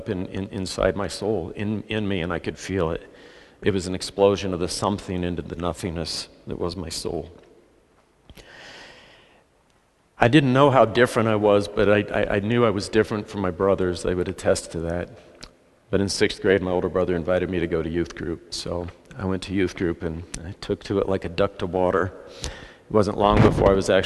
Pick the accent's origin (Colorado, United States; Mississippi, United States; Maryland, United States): Colorado, United States; Salida; I grew up in Salida.